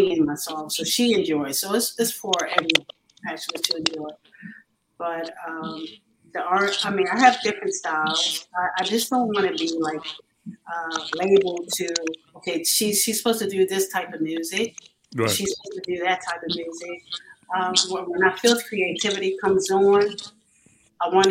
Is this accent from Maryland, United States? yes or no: yes; Baltimore, Maryland, United States; I'm actually from Baltimore, Maryland